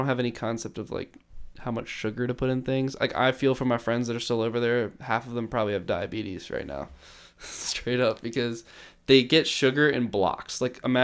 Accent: United States; I'm an American

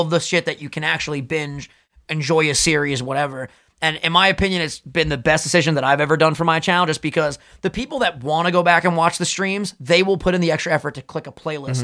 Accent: New York, United States; we're both from New York

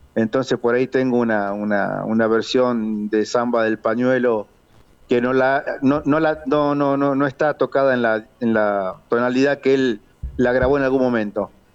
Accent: Buenos Aires Province, Argentina; soy nacido en Capital Federal, pero criado en la provincia de Buenos Aires

